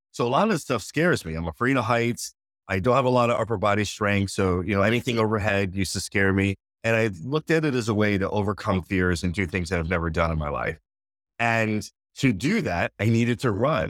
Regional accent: Connecticut, United States; born and raised in Connecticut

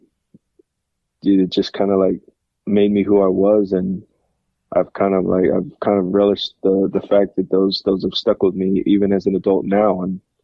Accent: Utah, United States; moved away as an adult; growing up in Utah, we'd love to be back in Utah

